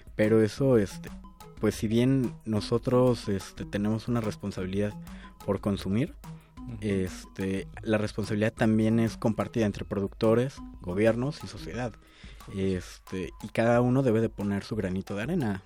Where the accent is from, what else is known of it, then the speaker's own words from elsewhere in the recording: Mexico City, Mexico; yo no consigo como chilango tomarme un atole que no sea en un vaso